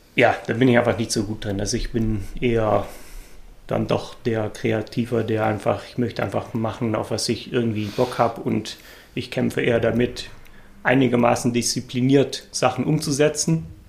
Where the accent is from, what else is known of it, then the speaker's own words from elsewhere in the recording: Netherlands; German is a second language; moved away as an adult; now in Germany; ich äh, bin gebürtiger Holländer